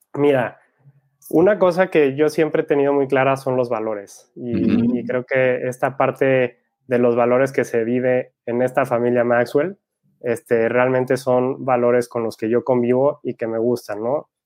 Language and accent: Spanish; Guadalajara, Jalisco, Mexico; Soy de Guadalajara, México